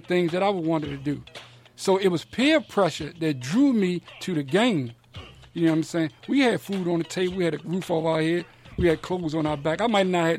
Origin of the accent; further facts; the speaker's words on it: Washington, District of Columbia, United States; born and raised in Washington, D.C.